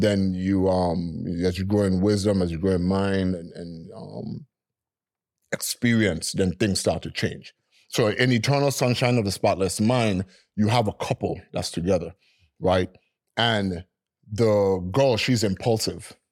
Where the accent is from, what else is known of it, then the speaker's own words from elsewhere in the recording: Frenchtown, Saint Thomas, U.S. Virgin Islands; I was born and raised in Freedom Hoy in Saint Thomas